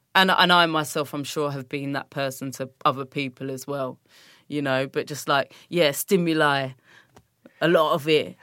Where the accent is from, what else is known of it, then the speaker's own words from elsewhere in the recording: London, United Kingdom; I grew up in Brixton and grew up in Streatham, South London